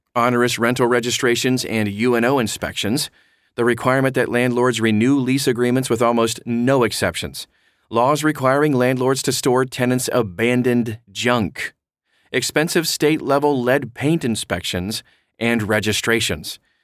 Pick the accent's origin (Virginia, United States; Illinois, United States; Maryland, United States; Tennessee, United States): Maryland, United States; Baltimore; moved away; I hail from Baltimore originally, and I cut my teeth there as a real estate investor